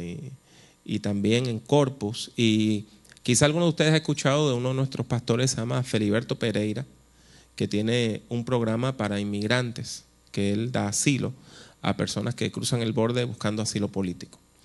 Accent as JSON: {"language": "Spanish", "country": "Puerto Rico", "also_born_or_lived": "United States / Costa Rica", "said": "yo soy puertorriqueño"}